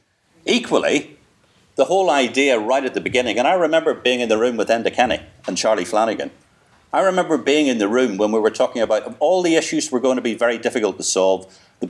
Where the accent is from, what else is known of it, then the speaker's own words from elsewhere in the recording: Northern Ireland, United Kingdom; I'm British, I'm Irish, I'm European, I'm married to an American, my kids have got 3 passports, I'm also an Atlanticist. I am a citizen of the world.